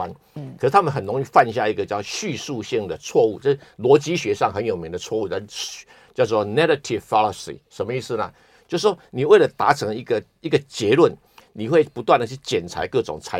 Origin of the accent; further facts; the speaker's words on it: Taiwan; 我来自中国，来自台湾